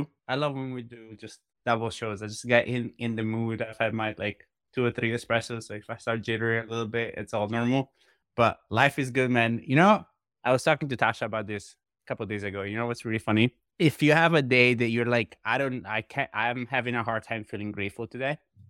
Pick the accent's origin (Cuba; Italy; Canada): Italy; moved away; when I came from Italy, like 12 years ago, like the only way to keep in touch with friends was emails.